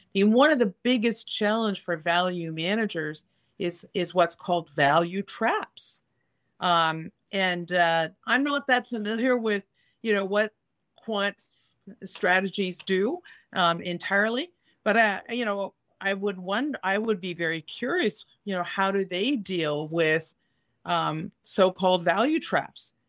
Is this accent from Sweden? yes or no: no; Canada; as a Canadian